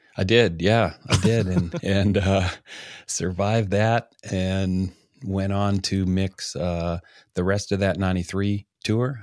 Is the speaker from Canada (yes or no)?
yes; Canada; being a Canadian